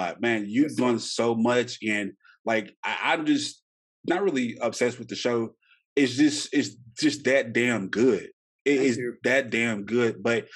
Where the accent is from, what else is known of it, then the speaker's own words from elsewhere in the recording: Shreveport, Louisiana, United States; I come from Shreveport, Louisiana